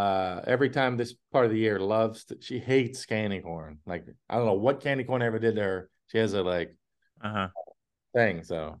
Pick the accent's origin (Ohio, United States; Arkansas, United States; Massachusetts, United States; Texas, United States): Massachusetts, United States; And I'm from Massachusetts.